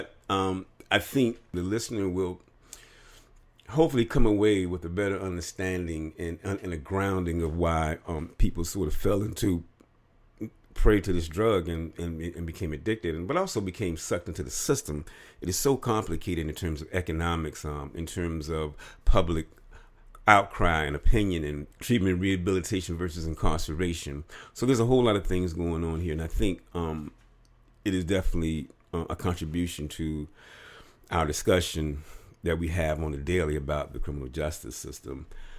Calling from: Bloomfield, New Jersey, United States; I'm recording from Bloomfield, New Jersey.

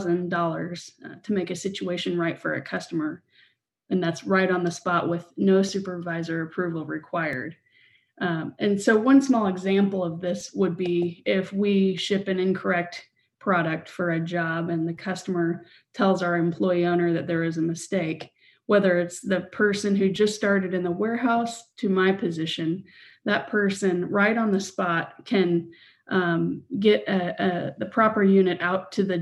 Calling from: Kansas City, Missouri, United States; From Kansas City.

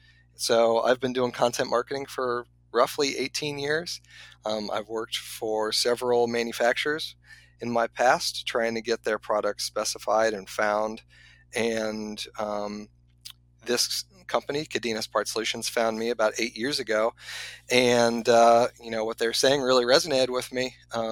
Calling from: Ohio, United States; I am just north of Cincinnati, Ohio. I am in my basement.

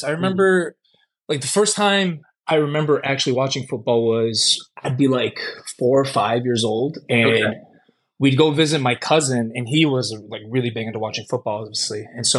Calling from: Chicago, Illinois, United States; I'm calling from Chicago, Illinois.

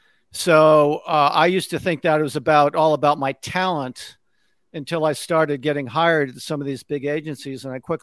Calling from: Connecticut, United States; So I'm just outside of New York City in Connecticut. I'm about an hour outside of New York City.

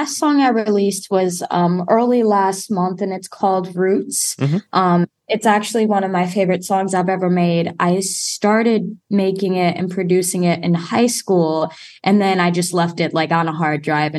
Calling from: Wisconsin, United States; I am calling from Wisconsin right now, right between Chicago and Milwaukee. So I'm smack dab in the middle.

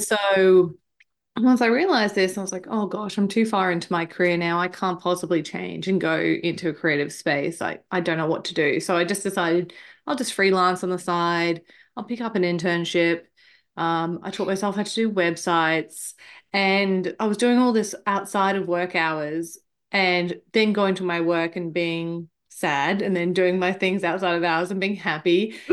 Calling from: Queensland, Australia; I am calling in from Queensland, Australia, where it is extremely hot at the moment.

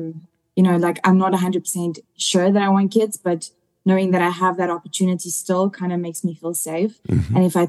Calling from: South Africa; I'm calling you guys from South Africa.

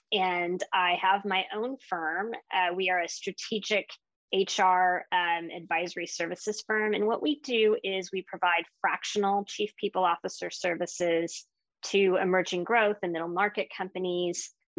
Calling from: Pasadena, California, United States; I'm calling in from Pasadena, California.

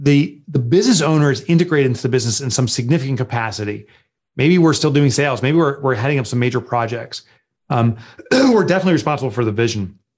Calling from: Northern New Jersey, United States; I'm calling in from Northern New Jersey, where our offices are, about 25 miles west of New York City.

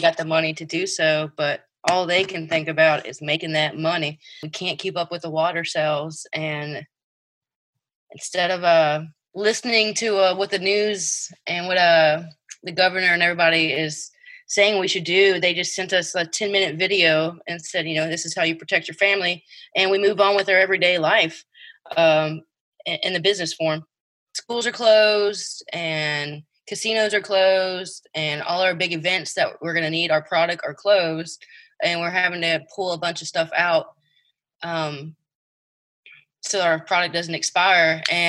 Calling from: Lake Charles, Louisiana, United States; I'm reporting from Lake Charles, Louisiana.

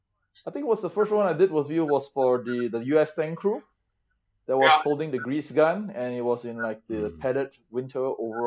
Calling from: Singapore; I'm calling from Singapore.

